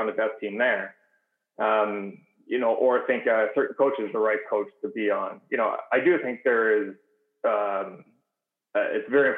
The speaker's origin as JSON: {"language": "English", "town": "Kingston", "region": "Ontario", "country": "Canada", "tie": "born or raised there", "moved": "yes", "lives_now": "Southern California, United States", "said": "I grew up in Canada and Kingston"}